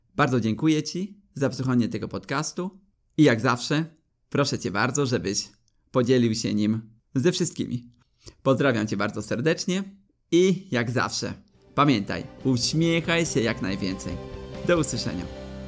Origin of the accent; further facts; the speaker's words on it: Poland; jesteśmy trzema niedźwiedziami z Polski